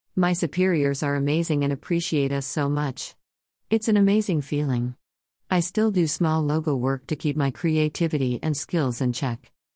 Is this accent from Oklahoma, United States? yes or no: yes; Oklahoma, United States; moved away as an adult; now in California, United States; I lived in a small town in Oklahoma for most of my life